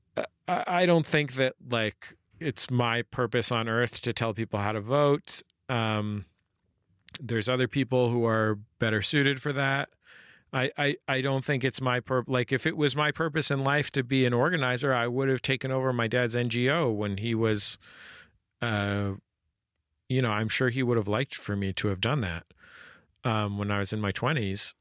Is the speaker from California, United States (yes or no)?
yes; California, United States; also born or lived in San Francisco; now in Los Angeles, United States; I'm from California